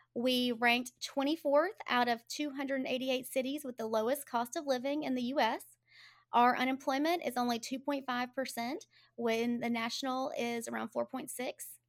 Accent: Birmingham, Alabama, United States; I'm a native, I was born and raised in Birmingham

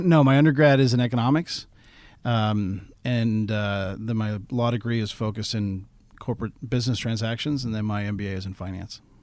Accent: Caracas, Capital District, Venezuela; also born or lived in Houston / Tulsa; now in Alaska, United States; I grew up in Venezuela. I spent most of my childhood in Venezuela. My dad was in the oil business

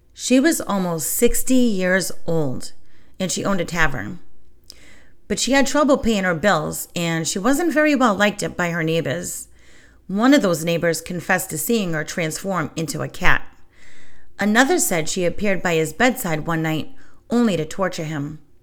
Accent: New England, United States; moved away as an adult; I was born and raised in the New England area

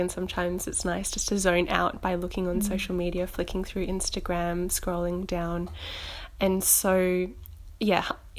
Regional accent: Gold Coast, Queensland, Australia; moved away as an adult; now in Melbourne, Australia; I came from Queensland down to Melbourne 2 years ago, and so it's a good way for me to keep updated with what's going back home on the Gold Coast

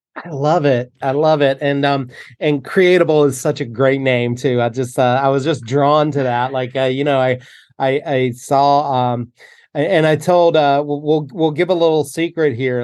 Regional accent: North Carolina, United States; moved away; growing up in North Carolina

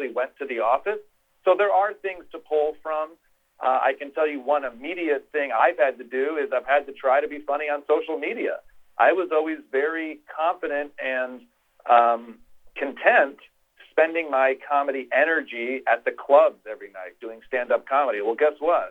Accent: Midwest, United States; also born or lived in Los Angeles; now in New York City, United States; growing up in the Midwest

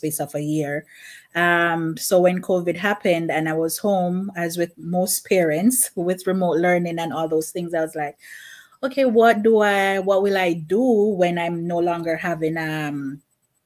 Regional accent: Jamaica; now in Bronx, United States; Originally I'm from Jamaica, but I currently reside in Bronx, New York

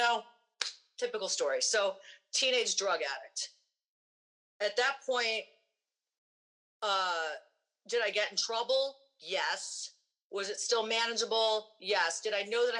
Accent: Cleveland, Ohio, United States; also born or lived in Minneapolis; I grew up in Cleveland, Rock and Roll Hall of Fame City, and that's where I grew up

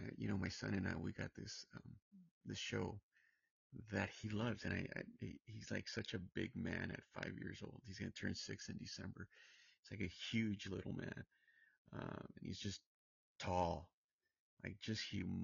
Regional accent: Santa Ana, California, United States; now in Palm Springs, United States; I'm from Orange County. I'm from Santa Ana

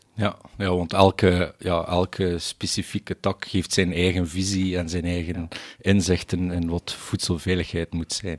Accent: Belgium; als, als Belgen zijnde

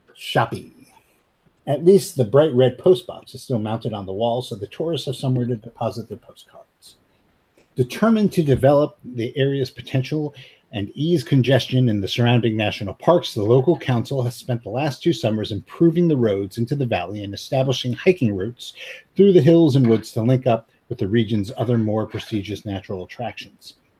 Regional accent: United States

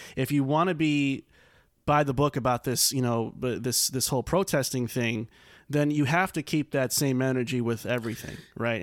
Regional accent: New York, United States; moved away; as a New Yorker myself

